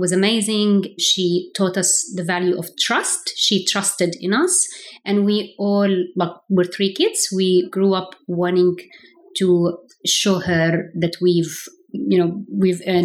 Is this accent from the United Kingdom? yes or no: no; Kuwait; also born or lived in Palestine (ancestry); I was actually born in Kuwait. I am from a Palestinian background, but was born in Kuwait.